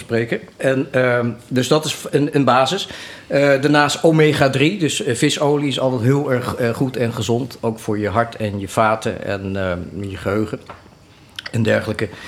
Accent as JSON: {"language": "Dutch", "area": "het Gooi", "region": "North Holland", "country": "Netherlands", "tie": "born or raised there", "accent": "Gooise", "said": "opgegroeid eh, in het Gooi. Vandaar mijn, eh, mijn Chinese Gooise accent."}